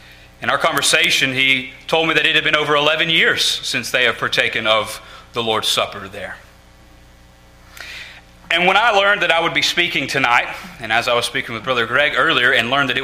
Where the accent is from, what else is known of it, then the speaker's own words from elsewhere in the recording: South Carolina, United States; Growing up in South Carolina